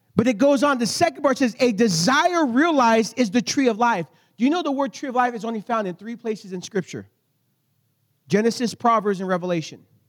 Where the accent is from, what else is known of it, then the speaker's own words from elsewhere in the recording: United States; I'm American